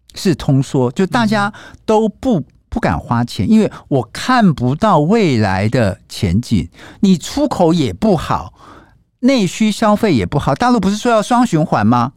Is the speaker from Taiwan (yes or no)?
yes; Taiwan; 我们台湾人